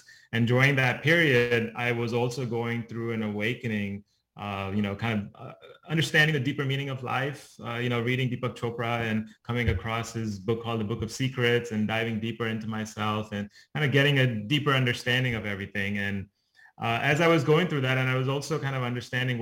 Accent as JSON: {"language": "English", "region": "Dubai", "country": "United Arab Emirates", "tie": "born or raised there", "moved": "yes", "said": "I was born and brought up in the Middle East in Dubai"}